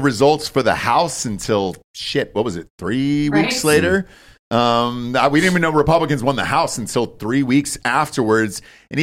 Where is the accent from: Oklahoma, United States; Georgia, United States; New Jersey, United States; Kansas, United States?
Georgia, United States; my home state is Georgia